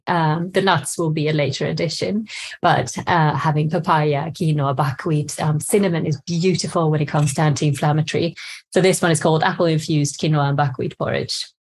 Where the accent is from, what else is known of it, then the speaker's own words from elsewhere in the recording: Sweden; moved away as an adult; now in England, United Kingdom; I'm from Sweden